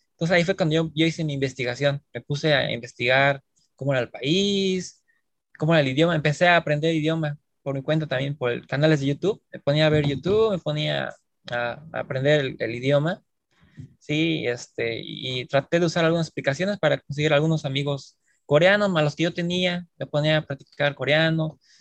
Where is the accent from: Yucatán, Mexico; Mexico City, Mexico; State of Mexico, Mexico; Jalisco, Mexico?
Mexico City, Mexico; moved away as an adult; now in South Korea; yo estudié en México, en la Ciudad de México, yo soy de la Ciudad de México.